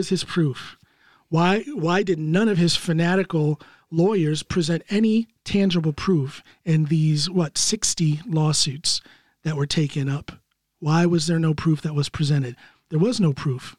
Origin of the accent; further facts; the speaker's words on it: United States; I'm an American citizen